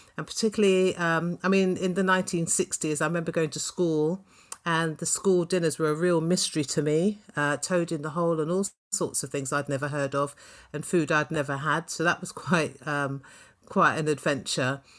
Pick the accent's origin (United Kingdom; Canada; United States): United Kingdom; London; I was born in Clapham, went to primary school in Brixton and Balham, uh, spent my teenage years in Tooting and Elephant and Castle